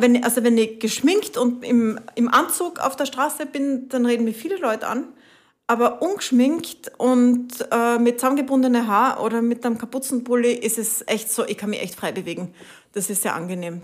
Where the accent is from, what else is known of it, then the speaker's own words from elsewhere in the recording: Italy; also born or lived in Spain; now in Austria; Bin nach Italien gefahren, wo ich aufgewachsen bin.